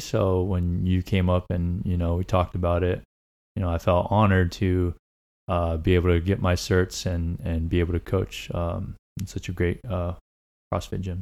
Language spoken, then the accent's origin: English; Laguna Niguel / Mission Viejo, California, United States; also born or lived in Tuxtla Gutiérrez, Chiapas, Mexico; I grew up up until I was about 10 years old in uh, Laguna Niguel. And then around 11 ish or so, we moved over to uh, Mission Viejo, and we've been here since